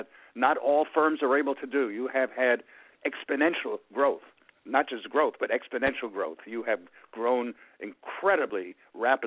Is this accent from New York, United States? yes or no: yes; New York City, New York, United States; born or raised there